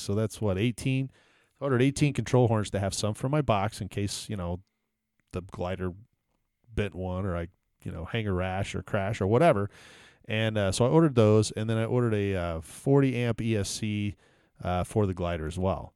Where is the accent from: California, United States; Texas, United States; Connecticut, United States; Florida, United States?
Texas, United States; Houston; I grew up in Texas and, uh, every, I never had a white Christmas ever because e-, every, you know, every year, I, I grew up in Houston